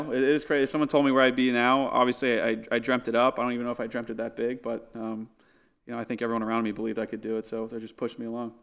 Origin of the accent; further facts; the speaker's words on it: San Diego, California, United States; I'm from San Diego